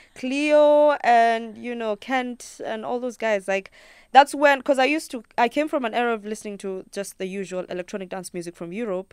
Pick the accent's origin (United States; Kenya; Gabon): Kenya; first language Luo; English is a second language